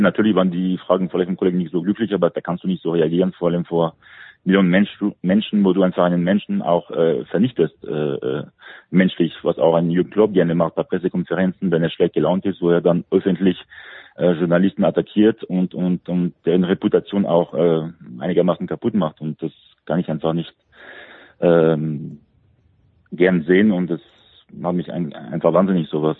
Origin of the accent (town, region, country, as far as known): France